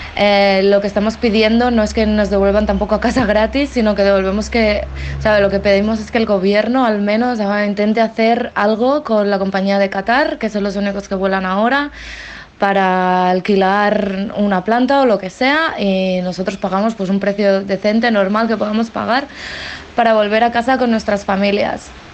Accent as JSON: {"language": "Spanish", "town": "Barcelona", "region": "Catalonia", "country": "Spain", "moved": "yes", "lives_now": "Sydney, Australia", "said": "soy … de Barcelona"}